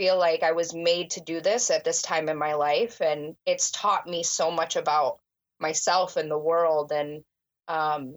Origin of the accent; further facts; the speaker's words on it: Illinois, United States; also born or lived in Florida / suburbs of Chicago; I grew up in the area that I actually dispatch now